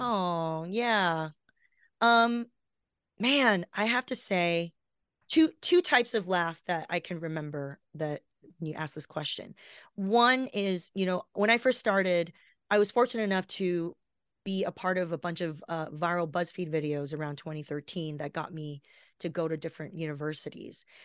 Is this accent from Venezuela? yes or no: no; Taiwan; now in Los Angeles, United States; I'm from Taiwan